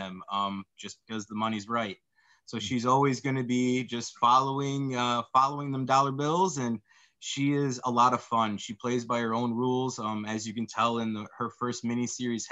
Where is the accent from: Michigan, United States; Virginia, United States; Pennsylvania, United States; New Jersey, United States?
Michigan, United States; West; my childhood and growing up in West Michigan.